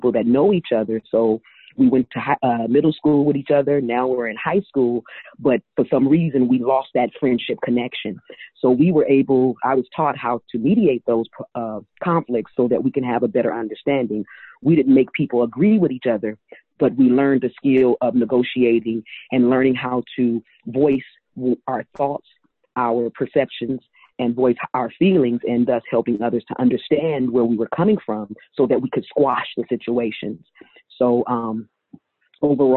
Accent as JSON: {"language": "English", "town": "Oakland", "region": "California", "country": "United States", "tie": "born or raised there", "said": "growing up in Oakland, I am a product of Castlemont High School"}